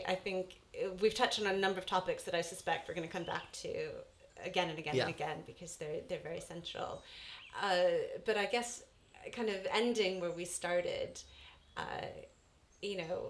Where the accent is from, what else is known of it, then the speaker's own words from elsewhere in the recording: United States; I'm American, so I'm supposed to believe in happiness, but I don't.